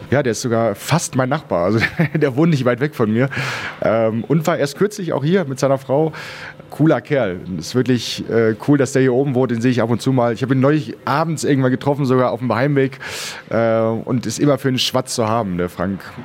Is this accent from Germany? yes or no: yes; Bielefeld, North Rhine-Westphalia, Germany; also born or lived in Berlin; now in Switzerland; geboren in Berlin, äh, aufgewachsen äh, hauptsächlich in Bielefeld